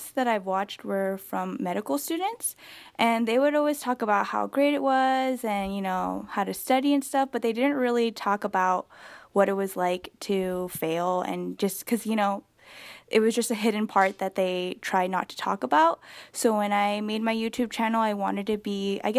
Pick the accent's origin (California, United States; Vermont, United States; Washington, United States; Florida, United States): California, United States; Southern; I'm from California